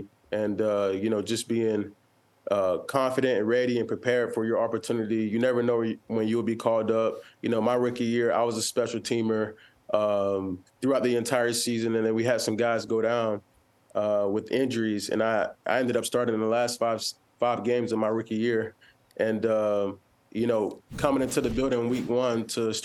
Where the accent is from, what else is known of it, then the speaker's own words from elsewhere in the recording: Georgia, United States; moved away; I'm from Georgia